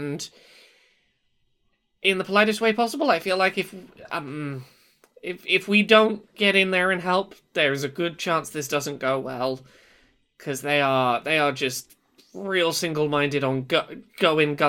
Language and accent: English; United Kingdom; I'm British. I know our voices are weird and terrible.